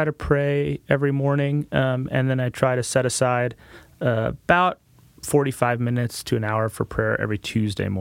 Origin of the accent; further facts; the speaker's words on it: Portland, Oregon, United States; now in Marion County, United States; My dad worked for Intel, so I grew up kind of in the Portland area